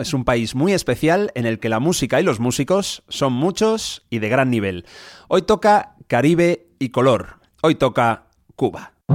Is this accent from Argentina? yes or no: no; Spain; nosotros aquí en España